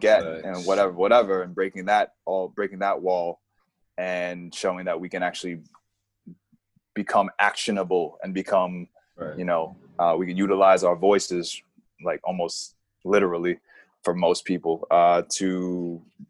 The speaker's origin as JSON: {"language": "English", "town": "New York City", "region": "New York", "country": "United States", "also_born_or_lived": "Queens, New York", "said": "Out of New York, I'm from Moneymaker, Manhattan. And Queens is my second home. I'm in Queens now"}